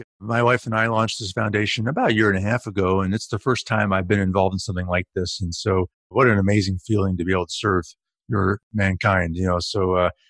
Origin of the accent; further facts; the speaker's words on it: Hartford, Connecticut, United States; moved away; also born or lived in Chicago; I grew up in Connecticut and as a child in my grade school years.